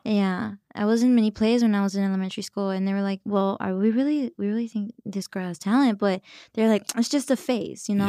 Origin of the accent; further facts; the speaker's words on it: Dallas, Texas, United States; moved away; also born or lived in Los Angeles; I grew up in Dallas as well